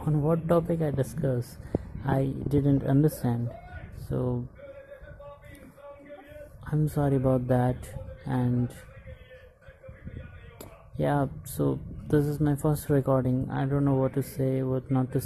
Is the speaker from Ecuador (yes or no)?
no; India; I am from India